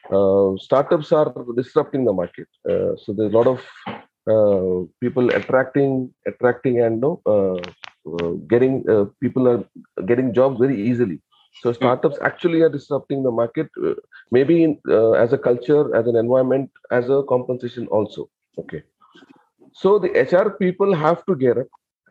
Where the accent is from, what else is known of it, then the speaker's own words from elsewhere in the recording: Mangalore, Karnataka, India; now in Bangalore, India; So I basically from Mangalore, my hometown is Mangalore